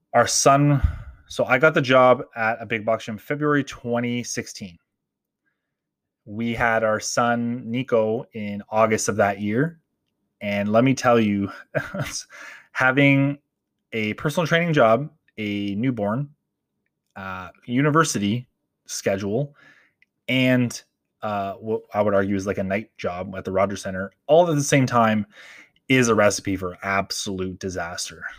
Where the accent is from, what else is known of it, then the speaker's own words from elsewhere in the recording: Toronto, Ontario, Canada; growing up in Toronto, in Canada